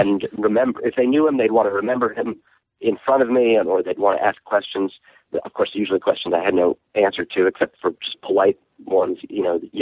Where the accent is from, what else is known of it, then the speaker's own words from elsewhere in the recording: New York City, New York, United States; also born or lived in Kansas City; I lived in Kansas City. My dad was teaching at the Art Institute, and I was a little kid, and then we moved to Brooklyn